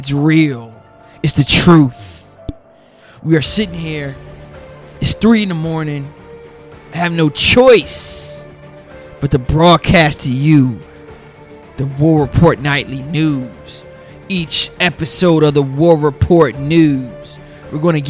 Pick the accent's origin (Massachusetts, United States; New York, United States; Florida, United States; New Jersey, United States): New Jersey, United States; Newark; Debuting live from my hometown in Newark, New Jersey